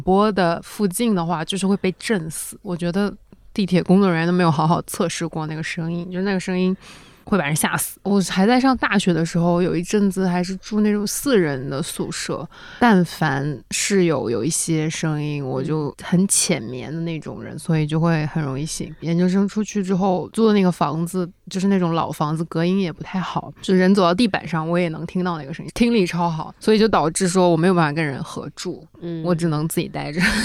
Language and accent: Chinese; Northeast China, China; accent: Northeastern Mandarin; 我们东北话